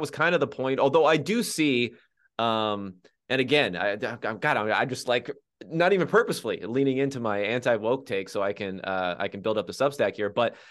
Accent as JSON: {"language": "English", "region": "Southern California", "country": "United States", "said": "I'm from Southern California, everyone."}